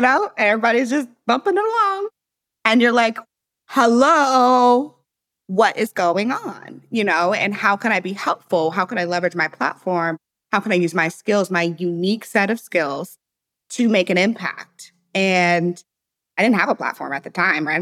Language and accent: English; St. Louis, Missouri, United States; moved away as an adult; also born or lived in Silicon Valley; I was born and raised in Saint Louis, Missouri